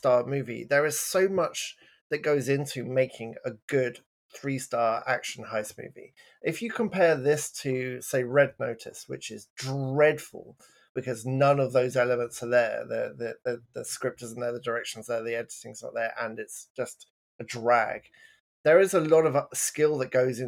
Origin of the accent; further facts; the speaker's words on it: England, United Kingdom; I'm English